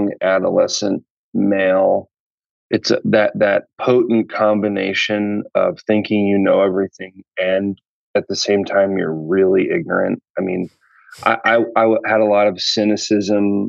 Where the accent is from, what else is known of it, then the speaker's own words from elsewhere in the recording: Wheaton, Illinois, United States; I'm from Wheaton, Illinois. And I went to Wheaton College. My dad worked at Wheaton College for his 30-year career.